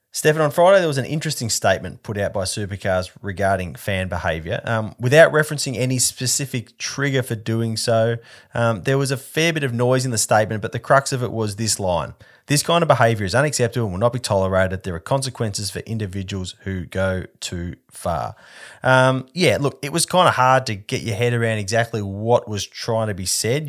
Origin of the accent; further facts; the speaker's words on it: Perth, Western Australia, Australia; I'm from Perth and I have a strong family connection to Rally Australia, to the Rally Australia era here